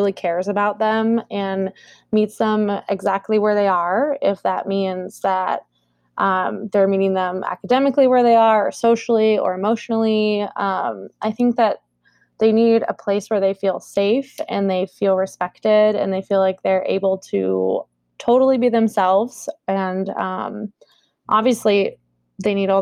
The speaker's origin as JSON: {"language": "English", "town": "Columbus", "region": "Ohio", "country": "United States", "tie": "born or raised there", "also_born_or_lived": "Collierville, Tennessee / Cincinnati, Ohio", "moved": "as an adult", "lives_now": "Minneapolis, United States", "said": "we moved to Columbus, Ohio when I was in the third grade. So I grew up there in Columbus"}